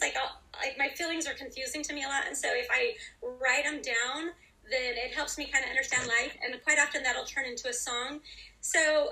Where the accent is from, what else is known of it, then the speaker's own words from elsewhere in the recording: Idaho, United States; also born or lived in North Dallas, Texas; now in Dallas, United States; I actually grew up in Idaho, but I live in North Dallas, Texas.